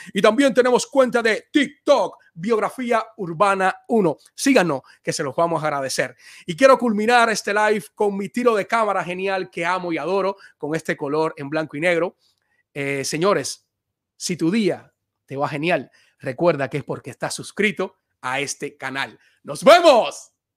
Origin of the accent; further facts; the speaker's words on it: Cuba; mi paisano